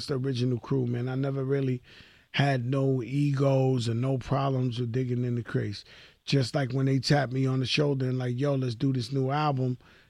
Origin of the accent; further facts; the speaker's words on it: New York City, New York, United States; I'm from the Bronx. That's the motherland. That's the mecca of hip-hop.